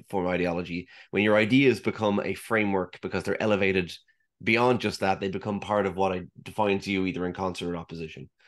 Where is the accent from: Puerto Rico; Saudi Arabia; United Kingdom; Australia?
Saudi Arabia; when I grew up in the Middle East, I grew up in Saudi Arabia.